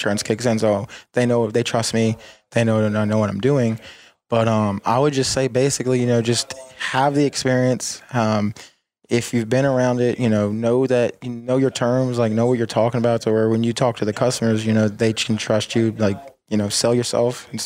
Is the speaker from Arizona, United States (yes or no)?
no; Woodbridge, Virginia, United States; basically Woodbridge, Virginia / Dumfries, Prince William County. I'm from Virginia